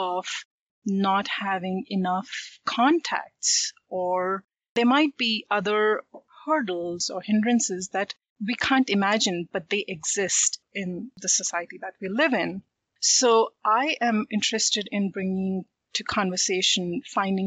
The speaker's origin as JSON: {"language": "English", "country": "India", "said": "I am from India"}